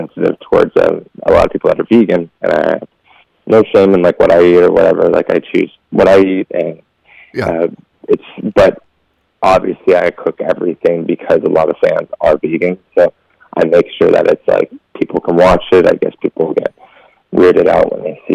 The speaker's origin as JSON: {"language": "English", "town": "Las Vegas", "region": "Nevada", "country": "United States", "tie": "born or raised there", "said": "We grew up in Vegas"}